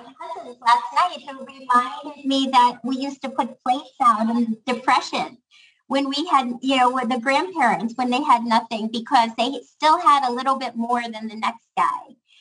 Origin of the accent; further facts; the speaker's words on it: Pittsburgh, Pennsylvania, United States; also born or lived in Chicago; I am very much the same working class girl from Pittsburgh that I've always been